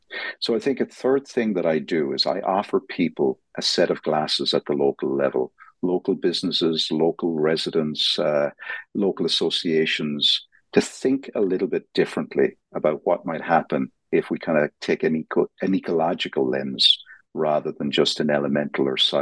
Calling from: Dublin, Leinster, Ireland; I'm calling in from Dublin, Ireland

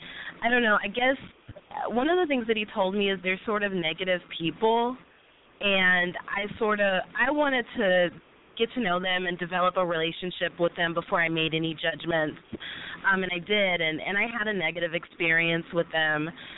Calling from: Dallas, Texas, United States; I am 24 years old. I actually just turned 24 … I'm in Dallas.

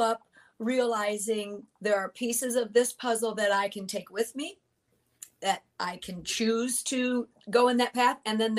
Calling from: Indiana, United States; I am in the southwest corner of Allen County, Indiana, just south of the second largest town in our state, Fort Wayne, Indiana.

